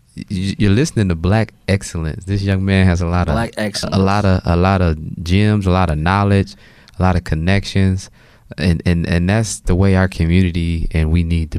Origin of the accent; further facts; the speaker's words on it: Detroit, Michigan, United States; also born or lived in Southfield, Michigan; now in Ohio, United States; I'm originally from Detroit